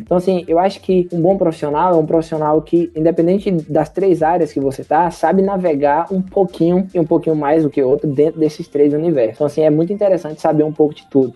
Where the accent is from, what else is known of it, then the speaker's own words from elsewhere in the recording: interior of Bahia, Brazil; eu sou do interior da Bahia